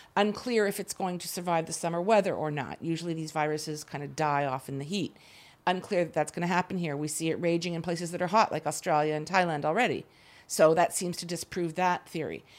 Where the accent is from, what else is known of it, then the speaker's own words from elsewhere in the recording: Canada; moved away as an adult; now in Israel; I grew up in Canada. I lived there most of my life